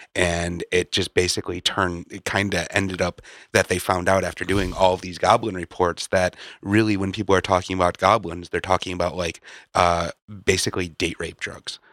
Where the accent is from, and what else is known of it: Illinois, United States; born or raised there